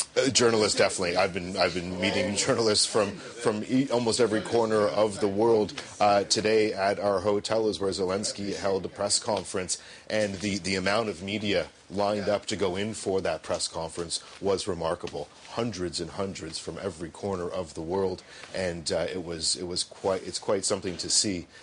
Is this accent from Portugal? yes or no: no; Canada; I'm from Canada